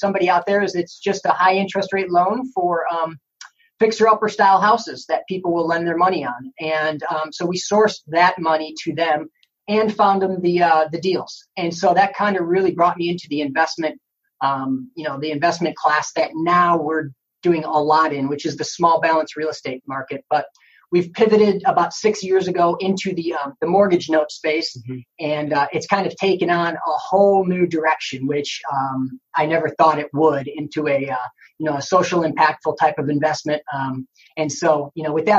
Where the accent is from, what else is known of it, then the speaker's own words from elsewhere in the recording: Chicago, Illinois, United States; moved away as an adult; now in Orlando, United States; from Chicago, Illinois